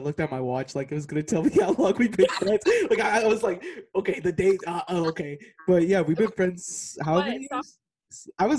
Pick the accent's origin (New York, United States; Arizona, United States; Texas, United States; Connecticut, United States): Texas, United States; moved away as an adult; now in Missouri, United States; But I'm 22. I'm from Texas. I live in Missouri right now, but this quarantine stuff, can't go back to Texas right now